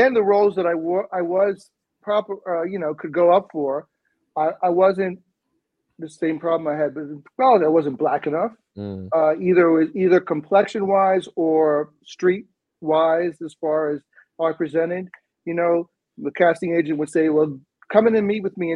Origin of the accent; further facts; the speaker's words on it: Bahamas; accent: British sort of accent; moved away as an adult; also born or lived in Evanston, Illinois, United States; now in United States; I was from the Bahamas, which is a British colony. So I had a much more of an accent and a more of a British sort of accent